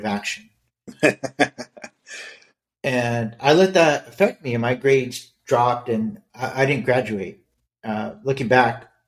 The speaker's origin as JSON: {"language": "English", "town": "Los Angeles", "region": "California", "country": "United States", "tie": "born or raised there", "also_born_or_lived": "Irvine", "moved": "yes", "said": "growing up in East Los Angeles, I was never Mexican enough"}